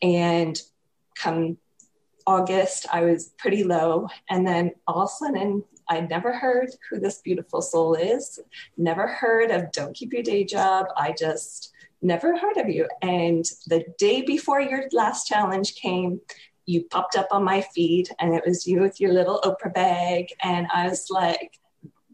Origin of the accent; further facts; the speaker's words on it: Canada; I'm from Canada